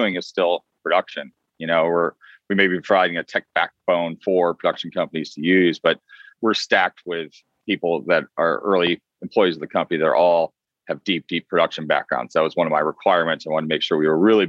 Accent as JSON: {"language": "English", "region": "Vermont", "country": "United States", "tie": "born or raised there", "also_born_or_lived": "Boston, Massachusetts", "moved": "yes", "lives_now": "Los Angeles, United States", "said": "I was born in Boston and I grew up quite a bit in Vermont."}